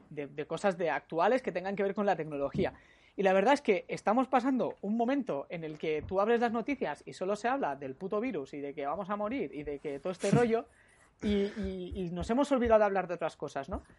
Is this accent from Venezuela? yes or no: no; Catalonia, Spain; como catalán que, que soy